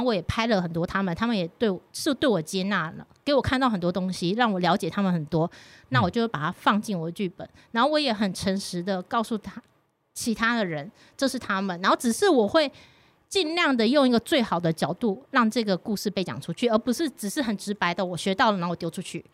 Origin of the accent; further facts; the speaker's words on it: Taiwan; 我常常被说我其实很不台湾人，对啊，嗯。包括我的闽南语就讲得很烂的那种